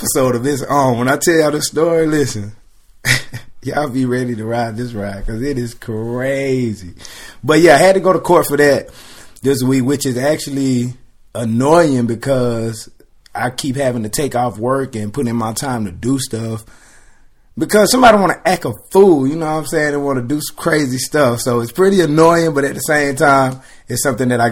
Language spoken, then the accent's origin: English; South Carolina, United States; moved away as an adult; now in Atlanta, United States; I'm from South Carolina, so about 3 hours from Atlanta.